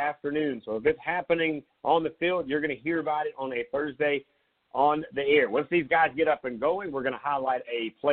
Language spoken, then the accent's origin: English; Myrtle Beach, South Carolina, United States; now in Summerville, United States; I usually head back to my hometown, Myrtle Beach